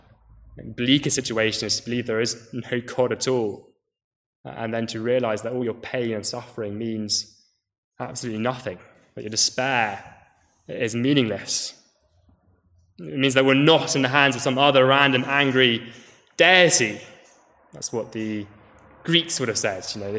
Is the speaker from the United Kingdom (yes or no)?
yes; United Kingdom; as British people